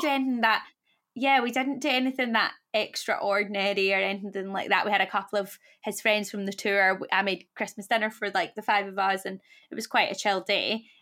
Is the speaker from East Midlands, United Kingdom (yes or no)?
no; Scotland, United Kingdom; now in London, United Kingdom; I'm Scottish, he's Welsh, we live in London